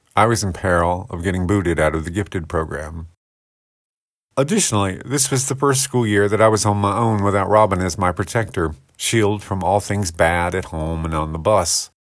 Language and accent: English; United States; I loved growing up in Paulding County